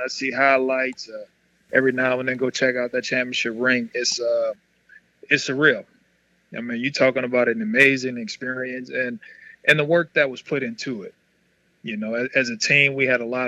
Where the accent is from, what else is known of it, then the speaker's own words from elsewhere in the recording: New Orleans, Louisiana, United States; growing up as a little boy, man, in Holly Grove, Holly Grove in New Orleans.